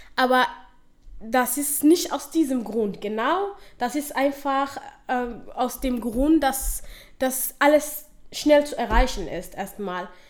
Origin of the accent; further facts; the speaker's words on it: Somalia; German is a second language; now in Dortmund, Germany; ich nenne Somalia meine Heimat. Das ist ja meine Heimat. Dort bin ich geboren und aufgewachsen.